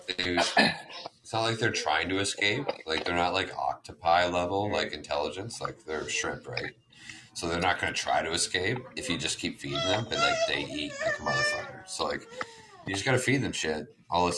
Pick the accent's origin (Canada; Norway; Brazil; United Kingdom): Canada; I'm a Canadian